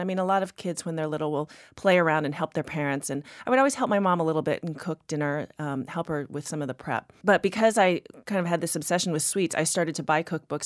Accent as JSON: {"language": "English", "region": "Texas", "country": "United States", "tie": "born or raised there", "moved": "as an adult", "lives_now": "Boston, United States", "said": "I grew up in Texas"}